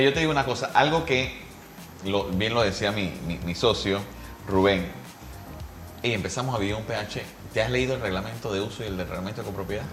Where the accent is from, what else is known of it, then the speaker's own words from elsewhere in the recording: Panama; nosotros como panameños